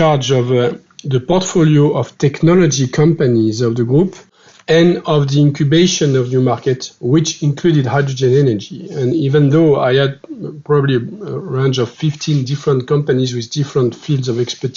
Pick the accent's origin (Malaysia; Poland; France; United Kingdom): France; accent: French; English is a second language; I'm a French guy, as you can see with my accent.